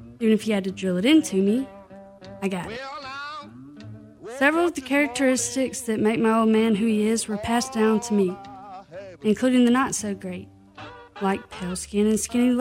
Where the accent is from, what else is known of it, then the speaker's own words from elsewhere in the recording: Clarksdale, Mississippi, United States; moved away; Born and raised in Clarksdale, Mississippi